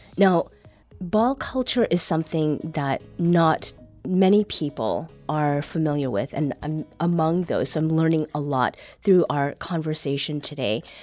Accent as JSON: {"language": "English", "country": "Canada", "accent": "Canadian", "said": "My Canadian accent."}